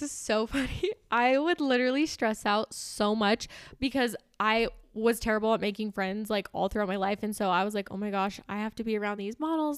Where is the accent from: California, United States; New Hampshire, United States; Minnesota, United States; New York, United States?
California, United States; Southern; moved away; I grew up in Southern California